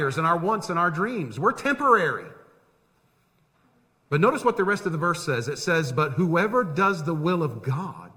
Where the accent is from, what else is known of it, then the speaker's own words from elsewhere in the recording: Tampa, Florida, United States; the house I grew up in Tampa. The only house I knew